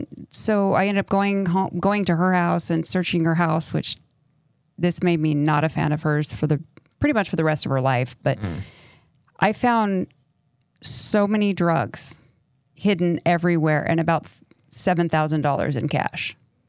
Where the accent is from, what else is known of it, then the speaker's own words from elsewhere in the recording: El Paso, Texas, United States; also born or lived in New York City / Minnesota; Well, I grew up all over the country. So I grew up mostly in El Paso, and then we lived in New York City, and I lived in I graduated from high school in Minnesota.